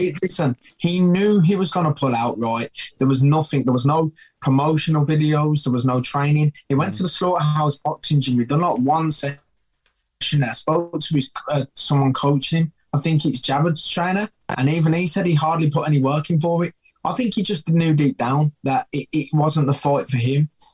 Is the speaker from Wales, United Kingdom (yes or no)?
no; Birmingham, West Midlands, United Kingdom; I'm a bomber and I'm from Birmingham, slang for Birmingham is Brum and Brumtown.